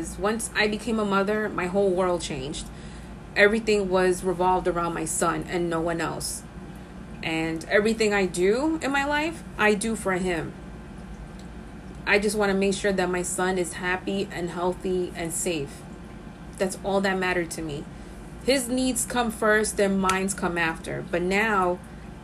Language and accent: English; New York City, New York, United States; I'm from the Bronx, born and raised